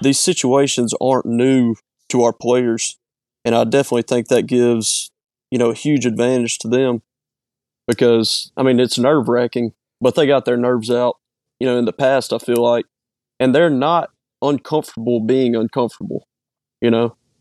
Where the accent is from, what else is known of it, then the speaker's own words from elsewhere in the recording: Petal, Mississippi, United States; I'm from Petal, born and raised.